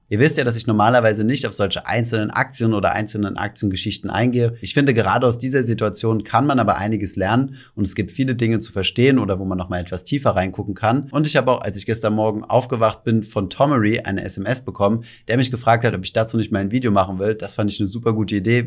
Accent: Germany; bei uns in Deutschland

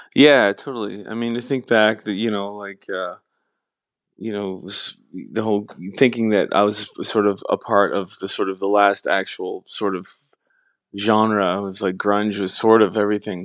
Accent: Canada; being Canadian

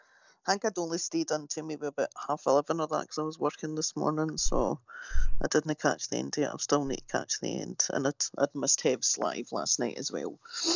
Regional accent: Glasgow, Scotland, United Kingdom; now in Florida, United States

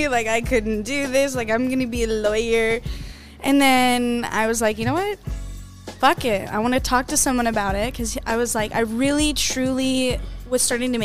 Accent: Arizona, United States; I'm from Arizona

